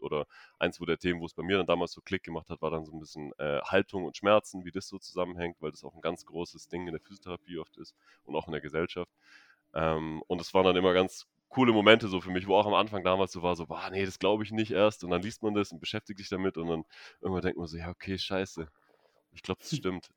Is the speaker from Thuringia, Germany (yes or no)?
no; Stuttgart, Baden-Württemberg, Germany; moved away; ich komme ursprünglich aus Stuttgart